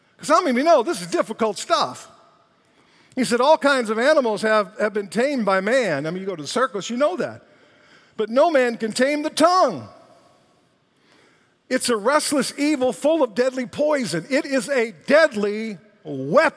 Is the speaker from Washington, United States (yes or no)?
no; Detroit, Michigan, United States; I was from Detroit